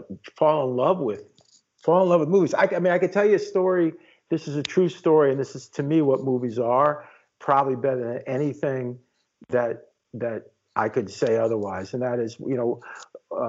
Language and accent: English; New York City, New York, United States; I'm from the Upper West Side of Manhattan originally, and that's where I was born and raised.